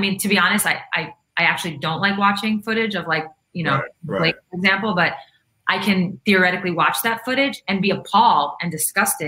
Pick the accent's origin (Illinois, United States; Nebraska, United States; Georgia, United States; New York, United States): New York, United States; Long Island, Queens; also born or lived in Russia; I went to school in Queens. I was, you know, from Long Island